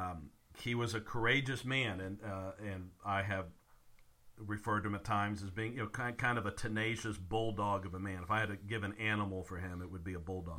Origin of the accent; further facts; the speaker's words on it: the South, United States; also born or lived in Virginia; growing up in the South